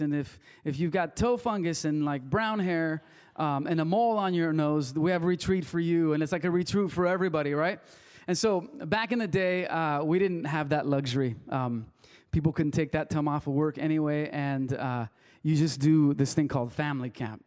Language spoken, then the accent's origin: English; Wilmington, United States; first language Spanish; English is a second language; I grew up in little town in Wilmington